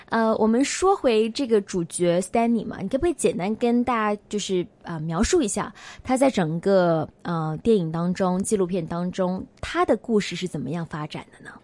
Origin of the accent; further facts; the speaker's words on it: China; moved away as an adult; now in Hong Kong; 我们离开内地来香港求学